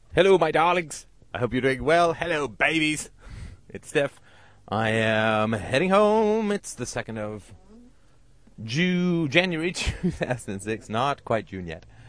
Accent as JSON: {"language": "English", "country": "United Kingdom", "said": "I'm British"}